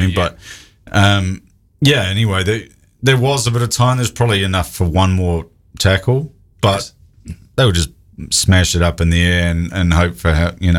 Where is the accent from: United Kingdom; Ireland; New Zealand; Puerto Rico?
New Zealand; I'm from New Zealand.